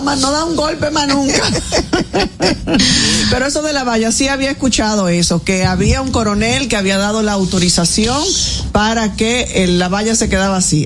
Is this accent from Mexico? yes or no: no; Dominican Republic; todos como dominicanos